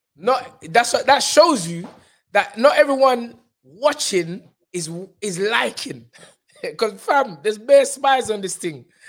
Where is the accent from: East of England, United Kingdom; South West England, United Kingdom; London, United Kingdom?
London, United Kingdom; I'm from South